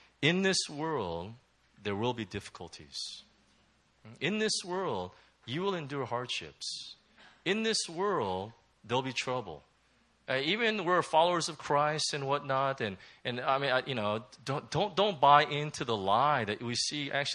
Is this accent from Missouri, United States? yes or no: no; Southern California, United States; moved away; also born or lived in Hong Kong; I'm from Southern California